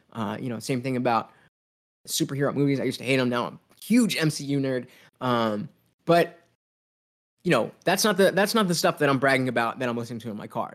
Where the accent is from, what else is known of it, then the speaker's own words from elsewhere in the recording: United States; me being an American kid